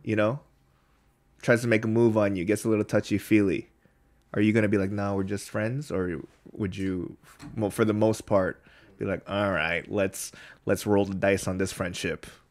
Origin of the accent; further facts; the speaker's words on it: United States; now in Korea; we're from there